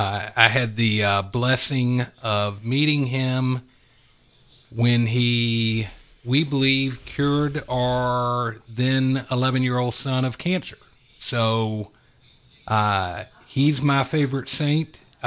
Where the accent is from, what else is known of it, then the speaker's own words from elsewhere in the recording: Atlanta, Georgia, United States; So I have lived in Atlanta my whole life. Both my wife and I grew up in Metro Atlanta.